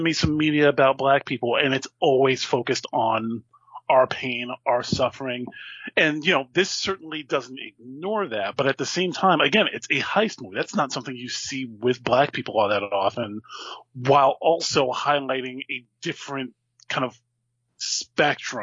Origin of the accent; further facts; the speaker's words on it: New Jersey, United States; I grew up in Jersey